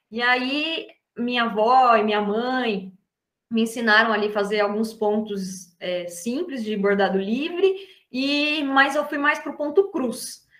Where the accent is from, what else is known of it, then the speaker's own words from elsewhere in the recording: Atibaia, São Paulo, Brazil; sou da cidade de Atibaia, interior de São Paulo